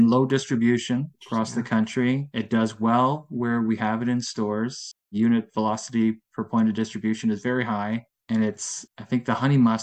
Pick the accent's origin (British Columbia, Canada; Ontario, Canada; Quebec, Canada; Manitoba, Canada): Ontario, Canada; Durham Region; also born or lived in Netherlands / Guelph, Canada; I was in Durham region. I was in Whippy and Oshawa